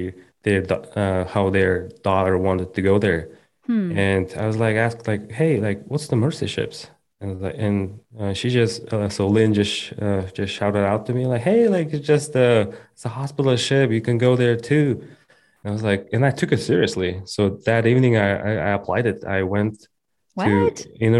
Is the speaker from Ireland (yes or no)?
no; Kazakhstan; English is a second language; moved away as an adult; also born or lived in United States; I came from Kazakhstan. I was born and raised there.